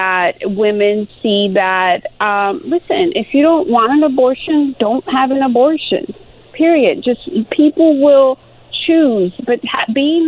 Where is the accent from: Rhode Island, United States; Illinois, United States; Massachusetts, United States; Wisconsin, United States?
Illinois, United States; Chicago; born or raised there; moved away as an adult; also born or lived in Mexico; now in Los Angeles, United States